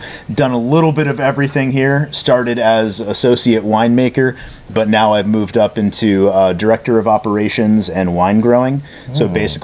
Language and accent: English; Connecticut, United States; moved away as an adult; also born or lived in Massachusetts; I started out in New England, so I grew up in Connecticut